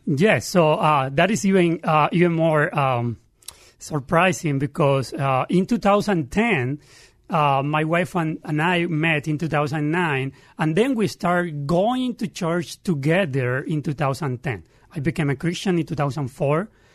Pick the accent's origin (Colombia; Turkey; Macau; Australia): Colombia; Santa Marta, Magdalena; English is a second language; moved away as an adult; also born or lived in Barranquilla, Colombia; now in Pittsburgh, United States; I grew up 500 meters, that is yards, uh, from the beach